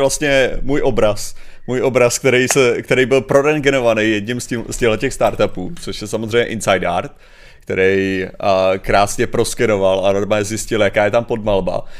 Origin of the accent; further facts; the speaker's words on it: Czechia; já jako Čech